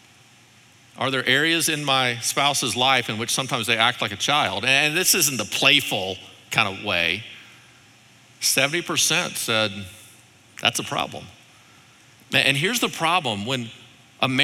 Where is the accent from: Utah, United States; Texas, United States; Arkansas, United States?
Arkansas, United States; moved away; I'm from Arkansas